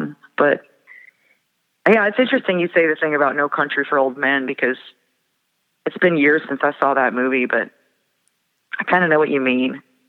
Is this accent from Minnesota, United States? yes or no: yes; Moorhead, Minnesota, United States; also born or lived in Fargo; And I was born in Fargo, and some of my family lives in Fargo, and I grew up in Moorhead, which is right across the next town over.